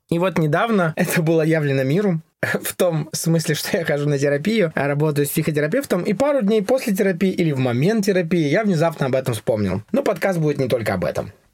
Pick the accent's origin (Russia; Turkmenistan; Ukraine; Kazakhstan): Russia; Yekaterinburg, Sverdlovsk Oblast; moved away as an adult; now in Oslo, Norway; Родился я на Урале, в городе Екатеринбург